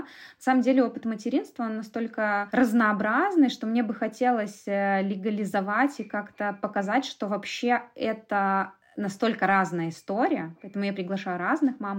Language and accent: Russian; Minsk, Belarus; Я родилась в Минске, всю жизнь прожила в Минске